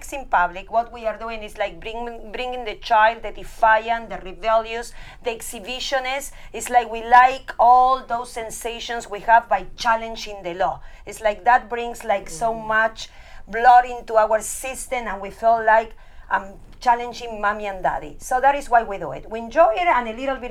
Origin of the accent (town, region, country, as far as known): Argentina; now in United States